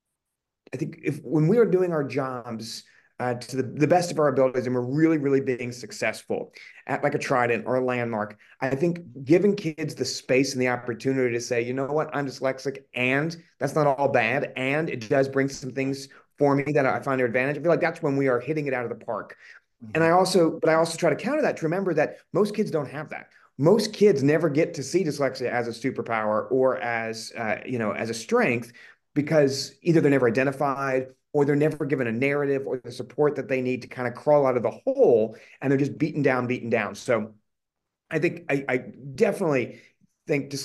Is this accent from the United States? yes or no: yes; Collierville, Tennessee, United States; moved away as an adult; also born or lived in Indiana; now in Boston area, United States; I grew up outside of Memphis, Tennessee, in a kind of a small, at the time, really small suburb